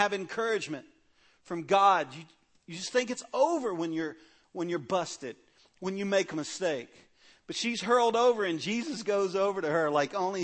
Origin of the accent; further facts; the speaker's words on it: Cajun, Louisiana, United States; In my family, I'm a Cajun. We're loud people